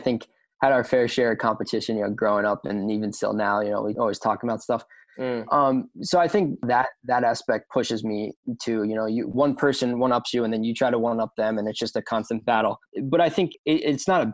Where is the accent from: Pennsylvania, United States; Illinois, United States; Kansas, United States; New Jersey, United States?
Pennsylvania, United States; right west of Philadelphia; also born or lived in near Washington, D.C.; now in Woodbury, United States; I was born right outside D.C. I live a majority of my life right west of Philadelphia